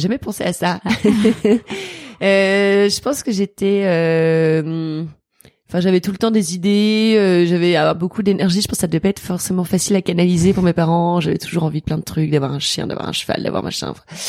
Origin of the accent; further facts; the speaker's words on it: Toulouse, Occitania, France; moved away; also born or lived in Maisons-Laffitte; J'ai grandi à Toulouse. Euh, bon, j'ai toujours grandi à Toulouse